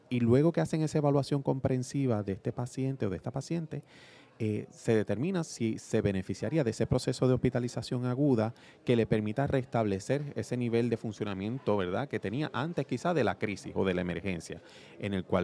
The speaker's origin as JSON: {"language": "Spanish", "town": "Ponce", "country": "Puerto Rico", "tie": "born or raised there", "said": "Nacido y criado aquí de, de Ponce"}